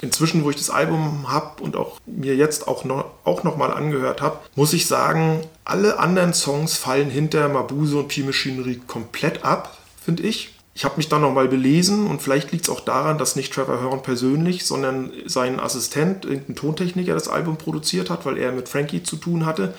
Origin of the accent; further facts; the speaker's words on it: Stralsund, Mecklenburg-Vorpommern, Germany; moved away; ich bin im Osten groß geworden